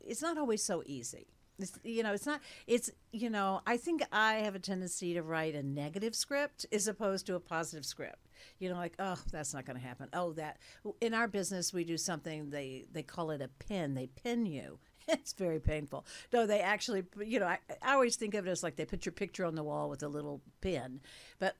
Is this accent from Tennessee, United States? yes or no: yes; Cookeville, Tennessee, United States; I was born in Cookeville, Tennessee